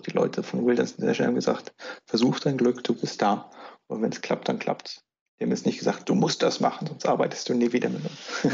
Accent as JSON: {"language": "German", "country": "Germany", "said": "bei uns in Deutschland"}